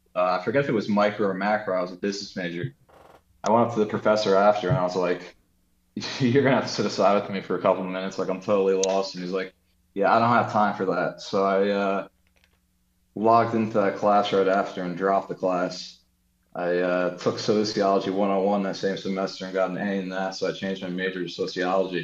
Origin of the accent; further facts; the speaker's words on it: United States; I was born and raised in America